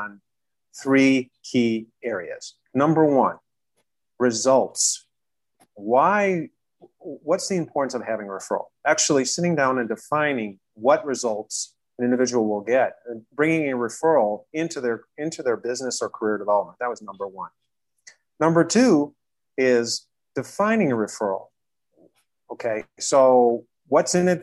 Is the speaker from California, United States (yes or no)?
no; Chicago, Illinois, United States; I was born and raised in Chicago